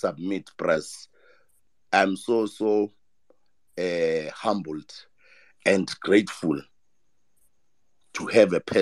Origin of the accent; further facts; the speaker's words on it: Ekurhuleni, Gauteng, South Africa; I'm from Ekurhuleni.